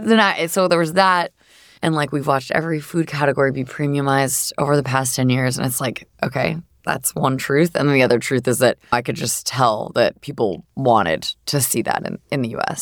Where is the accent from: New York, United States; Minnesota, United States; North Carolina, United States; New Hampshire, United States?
New Hampshire, United States; Southern; I grew up in Southern New Hampshire